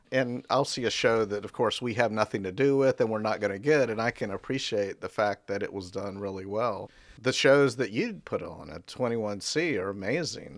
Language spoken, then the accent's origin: English; Raleigh, North Carolina, United States; also born or lived in Statesville, North Carolina; I was born in Statesville, North Carolina, and my family moved to Raleigh probably before I was two. And so I lived in Raleigh until going to Carolina in 75.